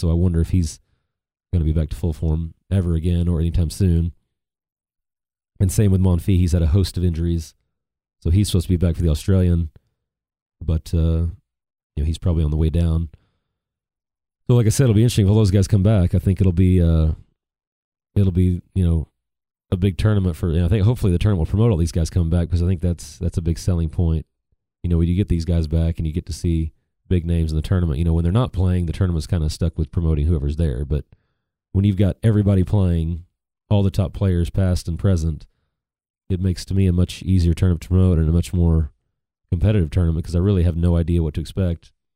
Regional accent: United States; as American tennis fans

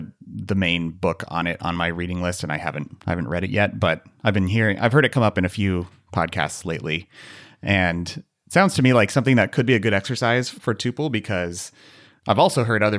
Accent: United States; We are very American, and alas, we are not British.

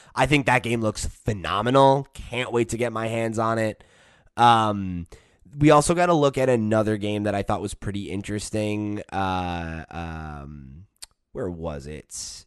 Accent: United States; I'm from America

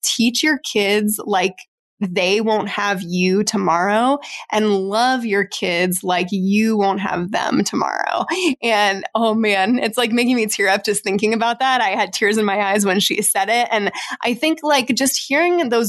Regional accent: Arizona, United States; we're from Arizona where it like never drops below like 70 degrees

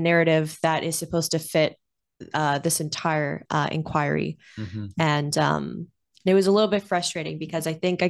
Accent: Calgary, Alberta, Canada; I come from Calgary, Alberta

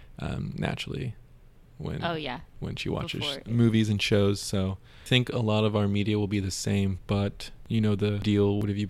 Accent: Georgia, United States; moved away; Georgia, my hometown

